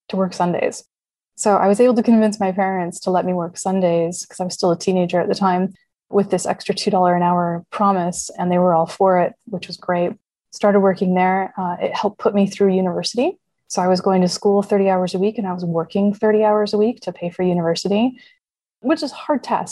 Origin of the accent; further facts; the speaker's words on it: Canada; growing up in Canada